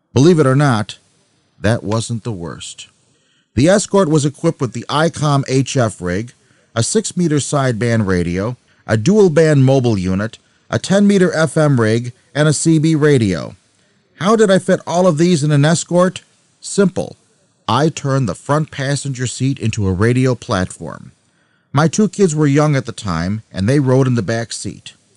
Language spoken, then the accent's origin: English; Buffalo, New York, United States; also born or lived in Albany, New York; My hometown, Buffalo, New York, is very flat